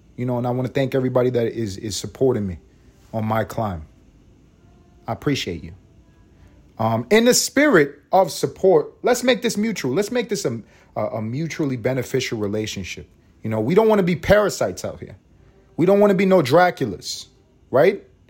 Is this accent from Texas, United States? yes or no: no; New York City, New York, United States; now in Atlanta, United States; I'm reporting from Atlanta, but this is really from Harlem. You know what I'm saying? You know what I'm saying? 'Cause that's where I'm from. I'm from the east side of Harlem.